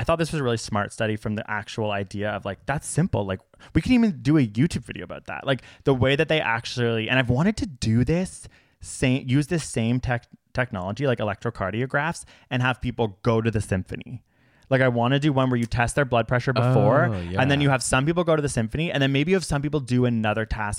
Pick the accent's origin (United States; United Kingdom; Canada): Canada; we're Canadian.